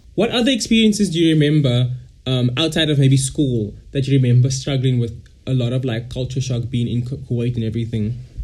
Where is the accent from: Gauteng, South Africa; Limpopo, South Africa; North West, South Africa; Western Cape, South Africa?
Western Cape, South Africa; Cape Town; also born or lived in Malaysia; I'm all the way from South Africa, Cape Town